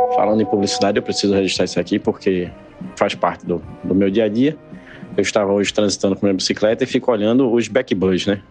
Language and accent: Portuguese; Guadalupe, Piauí, Brazil; eu nasci em Guadalupe, no Piauí